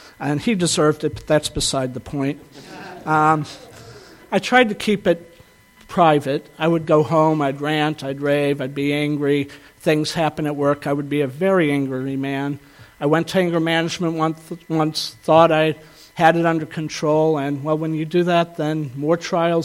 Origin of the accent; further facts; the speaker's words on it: the South, United States; I grew up in the South